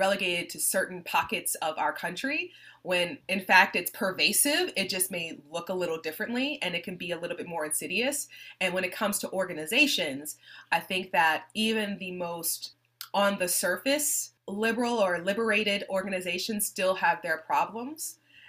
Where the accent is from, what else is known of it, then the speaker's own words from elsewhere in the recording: New Orleans, Louisiana, United States; you know, I grew up in New Orleans. I'm from New Orleans, even though I don't sound like it anymore, unless I go see my dad, in which case I come back with this thick yet accent.